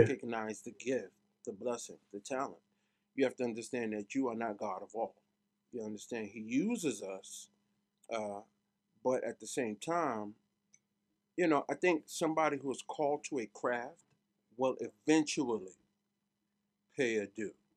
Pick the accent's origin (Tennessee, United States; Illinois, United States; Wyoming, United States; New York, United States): New York, United States; New York City; moved away; Growing up in Brooklyn was everything